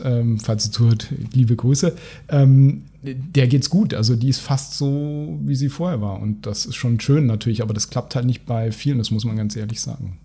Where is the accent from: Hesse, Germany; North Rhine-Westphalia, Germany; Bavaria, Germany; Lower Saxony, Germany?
North Rhine-Westphalia, Germany; Cologne; als Kölner